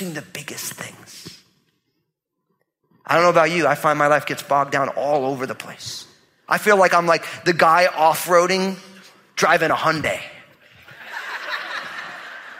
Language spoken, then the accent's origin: English; New Jersey, United States; I'm from New Jersey, so I talk that way to people